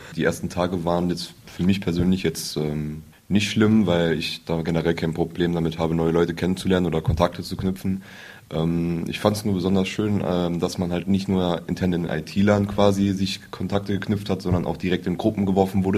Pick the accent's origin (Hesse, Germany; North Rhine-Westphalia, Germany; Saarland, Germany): Saarland, Germany; Buß; ich bin 18 Jahre alt, komme aus Buß